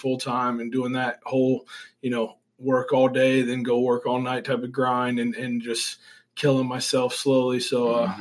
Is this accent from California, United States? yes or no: no; Olathe, Kansas, United States; I grew up around here in Olathe